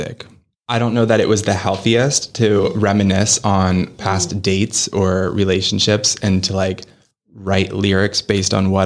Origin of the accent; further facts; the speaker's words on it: Pittsburgh, Pennsylvania, United States; now in New York, United States; I'm an actor born and raised in Pittsburgh, now living in New York, kind of balancing between the two.